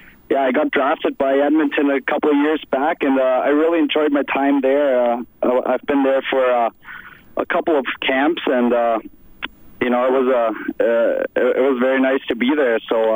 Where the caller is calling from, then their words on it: Germany; I'm calling from Germany right now.